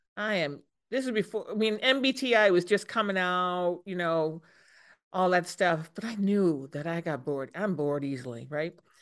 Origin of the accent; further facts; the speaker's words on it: East Coast, United States; moved away as an adult; also born or lived in Minnesota; I grew up on the East Coast